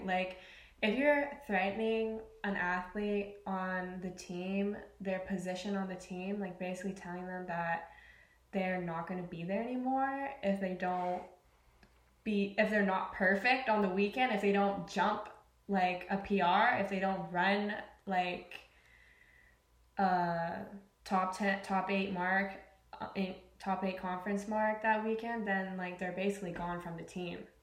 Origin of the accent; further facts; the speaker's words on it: British Columbia, Canada; moved away; I'm originally from Canada, the west coast of Canada to be specific from a little place called BC